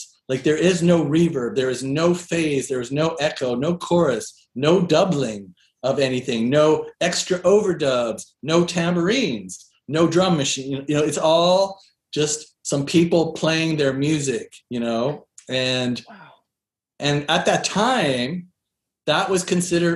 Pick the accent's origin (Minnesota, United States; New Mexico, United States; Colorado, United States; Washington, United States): Washington, United States; Seattle; moved away as an adult; also born or lived in East Coast, United States / New York; I grew up in Seattle and I moved to New York around the end of the 90s